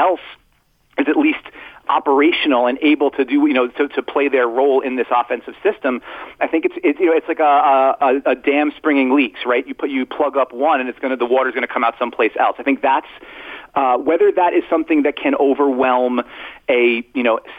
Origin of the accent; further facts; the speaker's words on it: Brooklyn, New York, United States; I respect it. I'm from Brooklyn, man. I get it.